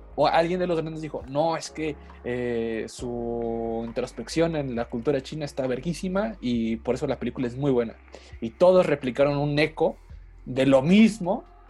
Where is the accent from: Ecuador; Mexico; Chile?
Mexico; yo como mexicano de raza de bronce